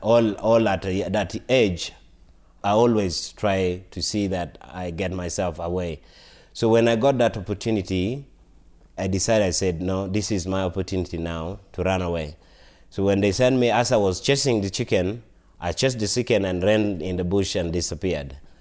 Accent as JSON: {"language": "English", "region": "Northern Region", "country": "Uganda", "tie": "born or raised there", "moved": "yes", "lives_now": "Colorado, United States", "said": "So, I am, I was born in Uganda, and I grew up in Uganda. I come from northern part of Uganda"}